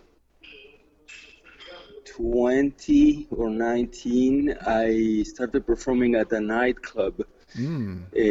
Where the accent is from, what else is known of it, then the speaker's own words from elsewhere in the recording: Argentina; moved away; I grew up in Argentina